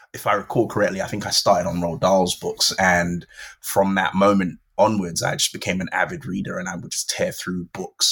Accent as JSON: {"language": "English", "region": "London", "country": "United Kingdom", "tie": "born or raised there", "said": "I grew up in Brixton in South London"}